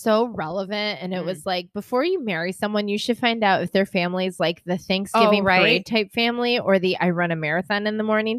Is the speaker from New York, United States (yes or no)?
yes; Rochester, New York, United States; I'm from Rochester.